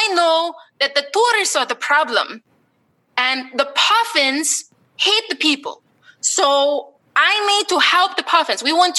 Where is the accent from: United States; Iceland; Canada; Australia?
Iceland; I am from Iceland.